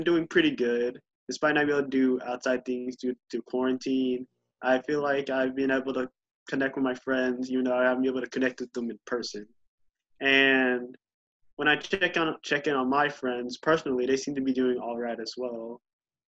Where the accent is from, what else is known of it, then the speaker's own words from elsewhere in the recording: Muskogee, Oklahoma, United States; I'm from Muskogee, Oklahoma, United States